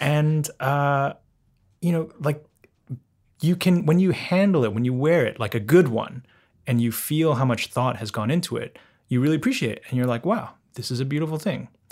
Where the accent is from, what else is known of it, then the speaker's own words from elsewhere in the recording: London, United Kingdom; I grew up in London